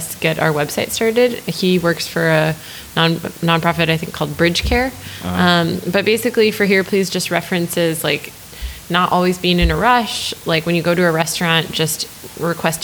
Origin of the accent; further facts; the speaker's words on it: Lake Mills, Wisconsin, United States; also born or lived in New Jersey; now in Oakland, United States; I'm from a very small town called Lake Mills, and it's about 30 minutes outside of Madison.